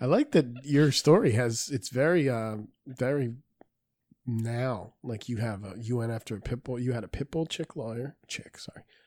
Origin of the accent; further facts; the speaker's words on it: Peru; I'm Peruvian